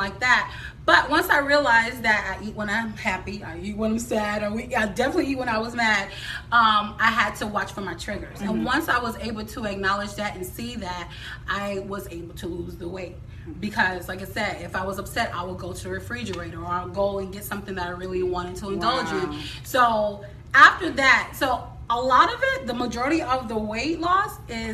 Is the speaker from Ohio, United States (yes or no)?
no; Tampa, Florida, United States; I'm from Tampa, Florida, born and raised.